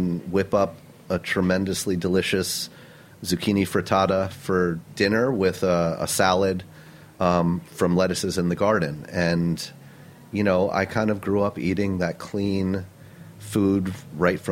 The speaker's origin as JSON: {"language": "English", "town": "Milton", "region": "New York", "country": "United States", "tie": "born or raised there", "said": "I grew up upstate New York in a tiny town called Milton, New York, in the Hudson Valley"}